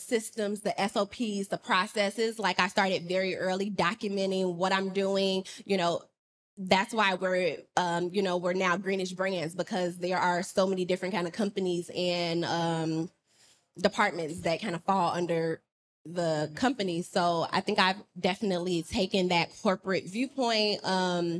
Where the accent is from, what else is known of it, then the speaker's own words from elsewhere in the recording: Chicago, Illinois, United States; moved away as an adult; now in San Diego, United States; I moved here 6 years ago from Chicago